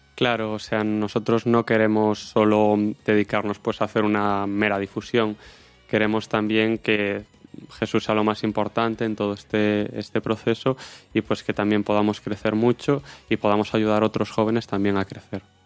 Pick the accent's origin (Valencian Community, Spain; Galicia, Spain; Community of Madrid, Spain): Galicia, Spain; O Porriño; soy de Porriño